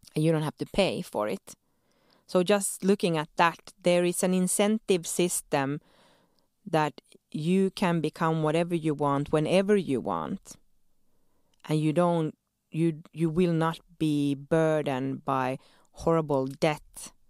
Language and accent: English; Sweden; moved away as an adult; now in Helsinki, Finland; born and raised in Sweden to Finnish parents